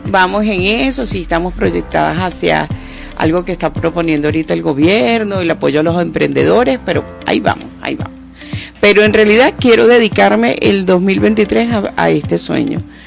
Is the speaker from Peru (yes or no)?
no; Venezuela; como buena venezolana, como buenas venezolanas